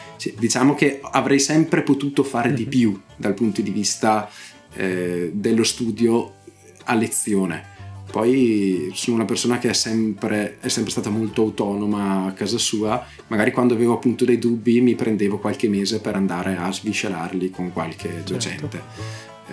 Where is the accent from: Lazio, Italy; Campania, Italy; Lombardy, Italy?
Lombardy, Italy; Bedizzolo; io appunto sono nato a Bedizzolo